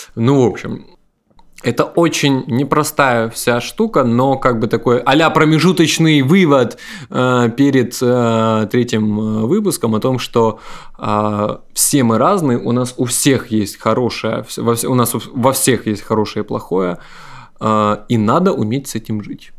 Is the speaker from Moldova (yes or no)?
no; Ukraine